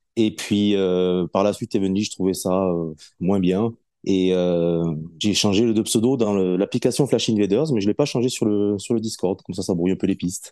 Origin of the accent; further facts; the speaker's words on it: south-west France, France; moved away; je suis originaire du Sud-Ouest